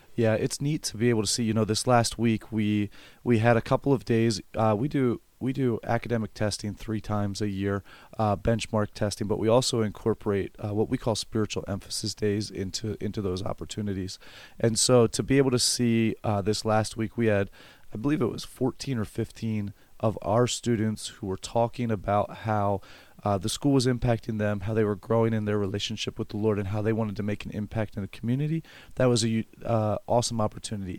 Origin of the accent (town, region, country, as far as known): Elizabethtown, Pennsylvania, United States